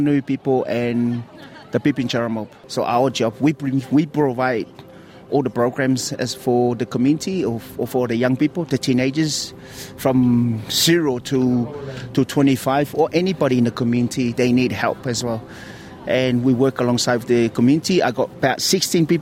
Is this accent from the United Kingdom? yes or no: no; Samoa; now in Australia; I grew up in Samoa